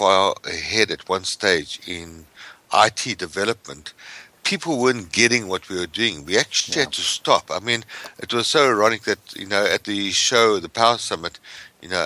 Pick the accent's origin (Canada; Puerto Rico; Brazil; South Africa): South Africa; moved away as an adult; now in United States; I come from South Africa originally.